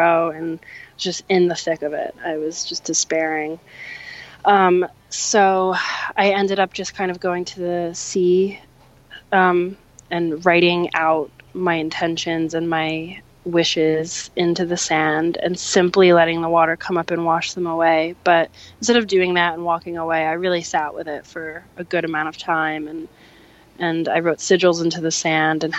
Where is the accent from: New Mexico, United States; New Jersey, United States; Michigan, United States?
New Jersey, United States; I was raised in New Jersey